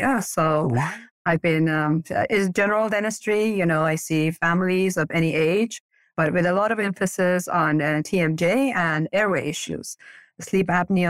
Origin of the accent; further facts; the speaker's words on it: Iran; English is a second language; now in Portland, United States; Portland, Oregon. This has been my home for the past 35 years, but I'm originally from Iran. We moved here to U.S. after the revolution.